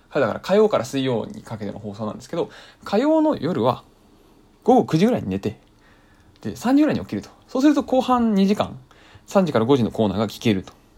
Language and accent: Japanese; Kanto, Japan; 僕関東の人間なんで NAC5 が入るんですよ FM で